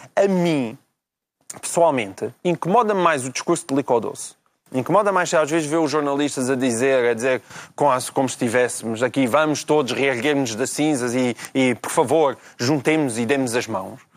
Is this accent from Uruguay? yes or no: no; interior Portugal, Portugal; moved away; o Portugal do interior, é, é o Portugal de onde eu venho.